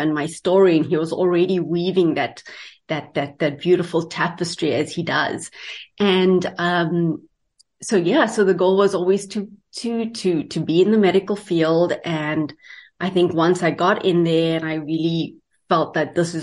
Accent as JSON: {"language": "English", "country": "South Africa", "moved": "as an adult", "lives_now": "Canada", "said": "I am from South Africa."}